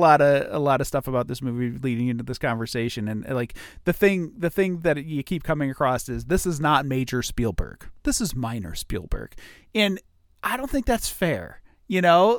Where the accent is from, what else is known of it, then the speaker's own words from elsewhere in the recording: Ohio, United States; I grew up in Ohio